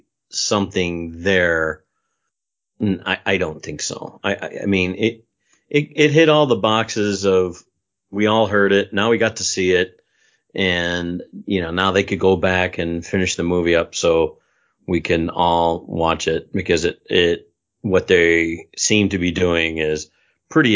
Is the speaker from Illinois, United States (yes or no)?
yes; Chicago, Illinois, United States; I'm from Chicago